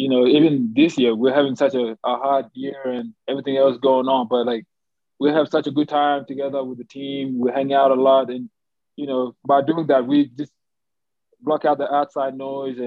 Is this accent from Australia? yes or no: yes; Australia; moved away as an adult; growing up in Australia, high school, like playing basketball